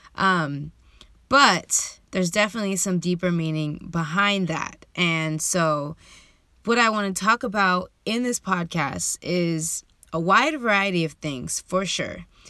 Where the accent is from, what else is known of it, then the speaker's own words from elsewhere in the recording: San Diego, California, United States; I was born and raised in San Diego, California.